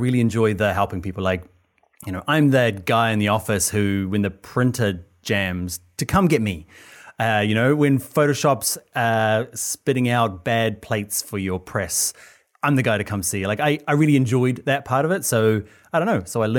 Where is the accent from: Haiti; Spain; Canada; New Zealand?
New Zealand; moved away as an adult; now in Ireland; Yeah, I'm from New Zealand.